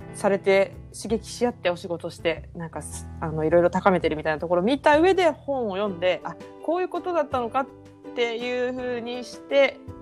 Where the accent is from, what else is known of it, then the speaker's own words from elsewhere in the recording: Toyama, Japan; 地元富山だともう回覧板が回ってる範囲って感じですよね。